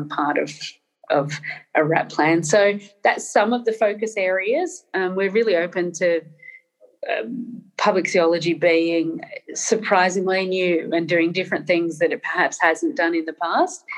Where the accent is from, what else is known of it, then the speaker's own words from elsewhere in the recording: Northern Ireland, United Kingdom; born in Northern Ireland in a Catholic family, so there were certain political leanings and assumptions, especially around class and things like colonialism, that I was raised on.